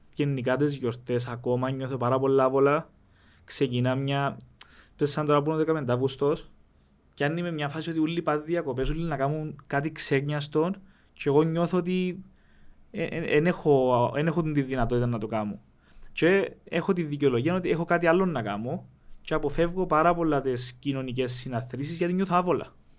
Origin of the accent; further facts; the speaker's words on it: Rizokarpaso, Famagusta District, Cyprus; όταν γεννηθήκαμε στο Ριζοκάρπα, όταν γεννηθήκαμε μετά τον πόλεμο